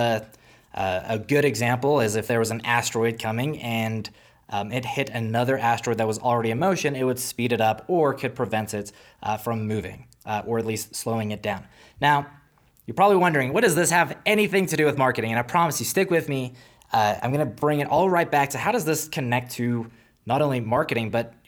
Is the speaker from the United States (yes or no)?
no; South Africa; Now, for those who are new here, I'm originally from South Africa, so it wasn't like a far travel.